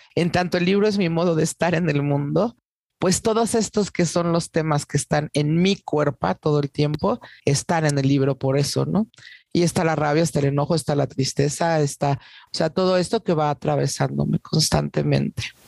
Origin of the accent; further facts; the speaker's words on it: Salina Cruz, Oaxaca, Mexico; now in Mexico City, Mexico; Soy de Oaxaca, eh, de una familia desplazada, como muchas familias eh, oaxaqueñas, ¿no? Eh, vivo en la Ciudad de México desde hace muchísimos años, décadas ya